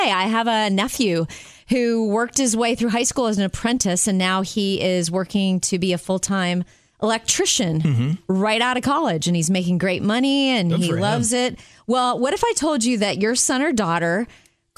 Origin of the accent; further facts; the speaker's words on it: Jupiter, Florida, United States; I grew up in Jupiter